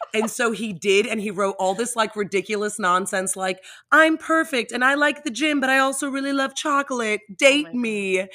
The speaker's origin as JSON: {"language": "English", "town": "Miami", "region": "Florida", "country": "United States", "also_born_or_lived": "New York", "lives_now": "Charlotte, United States", "said": "So no, I'm actually in Charlotte, North Carolina, which is pretty funny because I'm from Miami originally. Oh. I lived in New York, but I've been in Charlotte for like 12 years."}